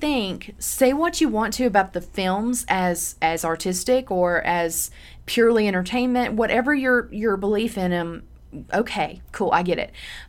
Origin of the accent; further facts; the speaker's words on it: Tupelo, Mississippi, United States; now in Memphis, United States; I'm from Tupelo, so I grew up with Elvis